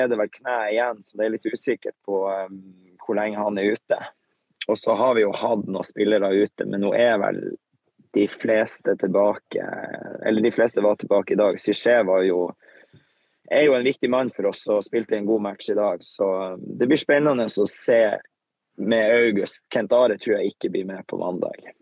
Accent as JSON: {"language": "Norwegian", "town": "Tromsø", "region": "Troms", "country": "Norway", "said": "så er vi hjemme i Tromsø"}